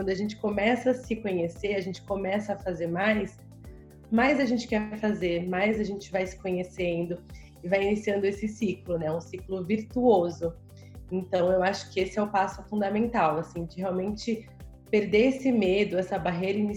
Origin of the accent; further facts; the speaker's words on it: São Paulo, Brazil; eu sou de São Paulo, então aqui também assim é uma correria muito grande